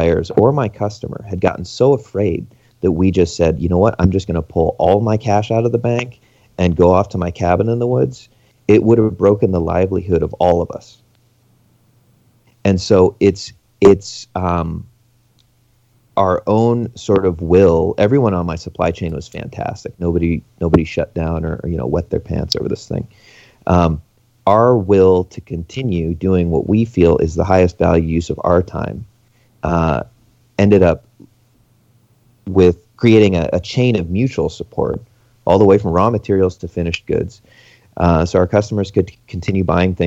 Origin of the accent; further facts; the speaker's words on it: Alaska, United States; now in Canada; I'm not from Canada. I'm from Alaska.